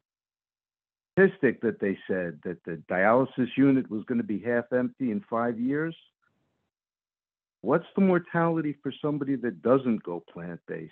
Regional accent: New York, United States; From New York

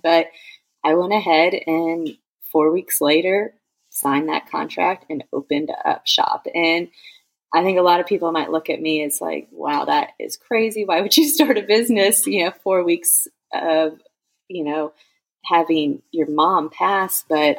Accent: Phoenix, Arizona, United States; now in Georgia, United States; We're originally from Phoenix, Arizona. That's where I had my first two girls. And we moved to Georgia to be with my mom, where, my parents live.

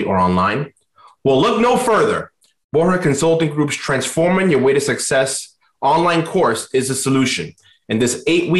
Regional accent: New York City, New York, United States; I'm from Queens.

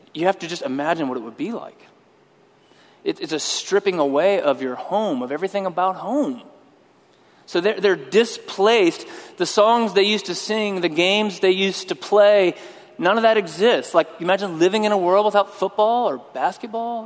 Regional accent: West Texas, United States; also born or lived in Austin, Texas; I was born in West Texas. Spent most of my life in Texas

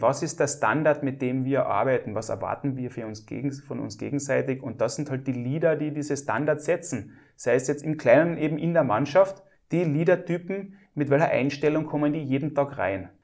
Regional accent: Klagenfurt, Carinthia, Austria; bei uns in Klagenfurt oder in Kärnten oder in Österreich oder in Europa

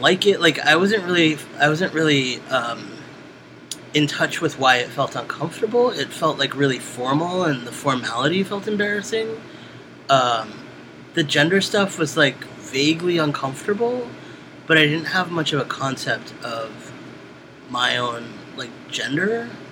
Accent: New York City, New York, United States; I was born in Brooklyn, New York

